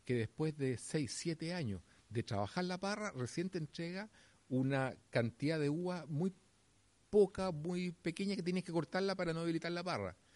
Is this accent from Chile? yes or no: yes; Chile; acá en Chile